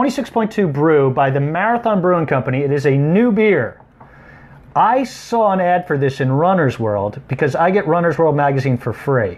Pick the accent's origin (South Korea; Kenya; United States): United States; Belmar, New Jersey; I just ran my hometown's five-mile run called the Belmar Five. Belmar, quiet little hamlet in central Jersey